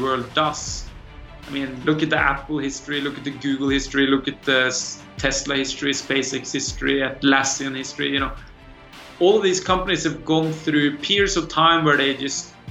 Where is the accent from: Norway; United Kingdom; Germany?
Norway; I actually grew up in the farmland of Norway